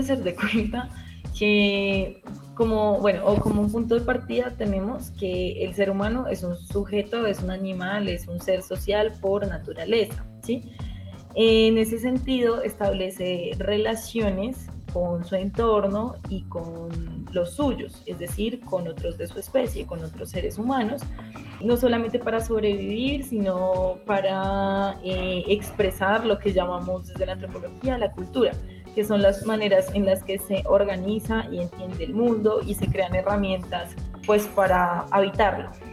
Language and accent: Spanish; Villagarzón, Putumayo, Colombia; soy del Putumayo, de Villa Garzón, un pequeño pueblo.